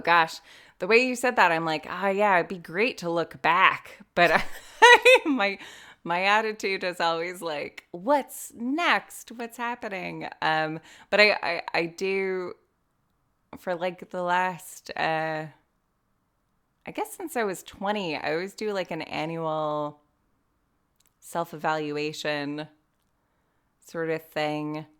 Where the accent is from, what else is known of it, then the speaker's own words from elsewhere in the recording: California, United States; moved away as an adult; now in Ireland; being an American living in mostly California